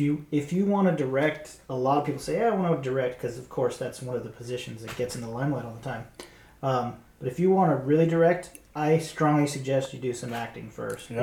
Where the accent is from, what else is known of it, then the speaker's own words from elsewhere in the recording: Georgia, United States; moved away; I come from Georgia